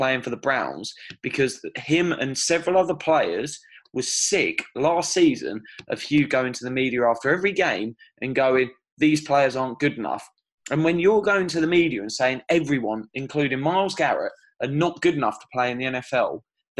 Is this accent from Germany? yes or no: no; Bedfordshire, East of England, United Kingdom; I grew up in Bedfordshire